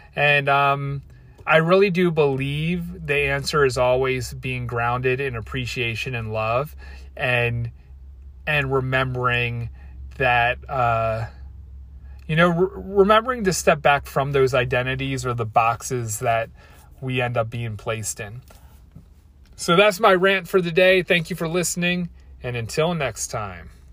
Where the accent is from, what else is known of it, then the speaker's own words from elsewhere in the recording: Baltimore, Maryland, United States; I'm from Baltimore, and that's how we say Baltimore, like Baltimore